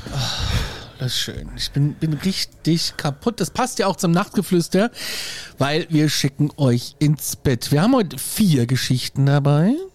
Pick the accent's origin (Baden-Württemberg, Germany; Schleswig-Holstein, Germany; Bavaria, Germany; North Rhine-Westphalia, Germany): Bavaria, Germany; wir in Bayern haben Staatsstraßen